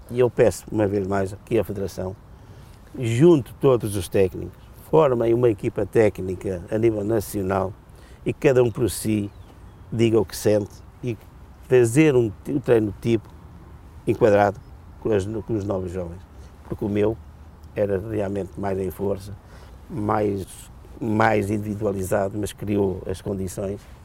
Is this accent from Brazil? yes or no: no; Portugal; eu, como português que sou